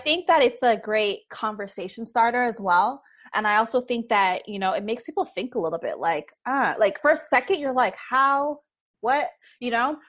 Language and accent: English; Toronto, Ontario, Canada; Born and raised